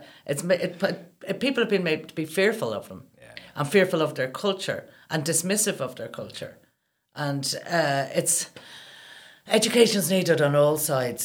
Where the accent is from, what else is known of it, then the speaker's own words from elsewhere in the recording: Ireland; I grew up in Ireland where, you know, until the late 80s, women didn't have a right to divorce